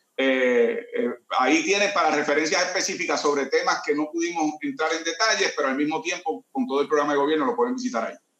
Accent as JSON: {"language": "Spanish", "town": "Caguas", "country": "Puerto Rico", "tie": "born or raised there", "said": "Yo soy de Condado Moderno en Caguas y ahí crecí"}